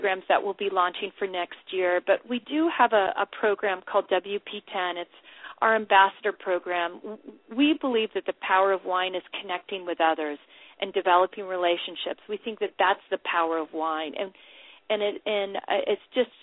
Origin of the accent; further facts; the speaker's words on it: California, United States; I'm from California